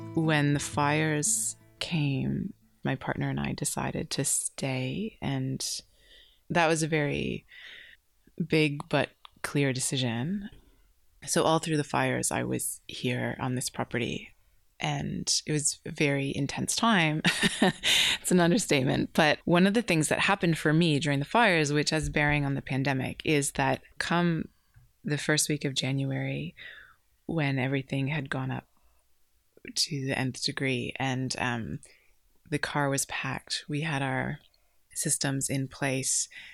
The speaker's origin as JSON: {"language": "English", "country": "Canada", "moved": "as an adult", "lives_now": "Candelo, Australia", "said": "I'm originally from Canada and fell in love with an Australian, which brought me to this country"}